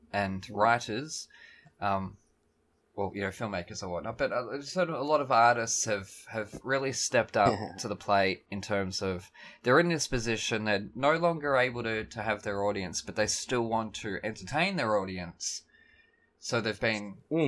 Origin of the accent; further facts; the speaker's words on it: Melbourne, Victoria, Australia; I'm from Melbourne.